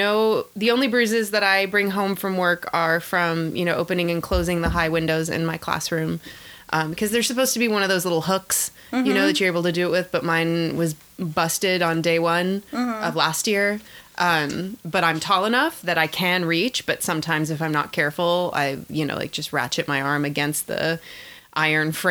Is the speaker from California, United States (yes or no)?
yes; Sacramento, California, United States; now in Bay Area, United States; I grew up in Sacramento and we're in the Bay Area now